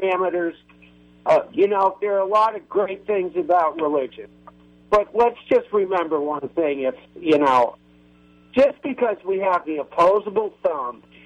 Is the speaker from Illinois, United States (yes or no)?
no; Burlington, Vermont, United States; I'm from Burlington, Vermont, and I've known Bernie since day one